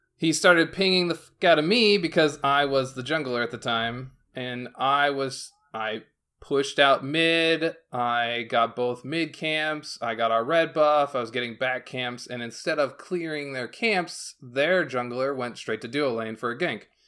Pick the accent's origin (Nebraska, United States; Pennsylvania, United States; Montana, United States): Pennsylvania, United States; Northwest; now in South Carolina, United States; I'm not from South Carolina. I'm from Pennsylvania, so I, like, I moved to South Carolina